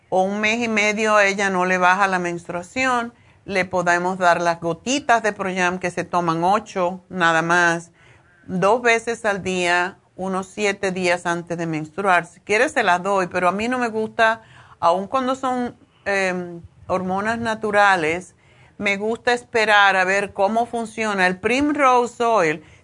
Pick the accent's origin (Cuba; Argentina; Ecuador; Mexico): Cuba; now in Spain; cuando yo me vine de, me fui de Cuba a España, a Madrid, me pasó igual, como dos meses